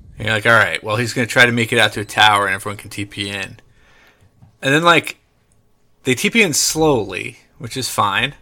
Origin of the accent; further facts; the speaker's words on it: United States; I'm American